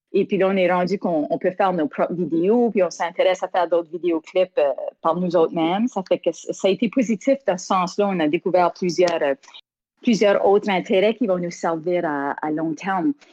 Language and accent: French; Mont-Carmel, Prince Edward Island, Canada; j'ai grandi à Mont-Carmel, sur la côte sud de l'île, tout près de la mer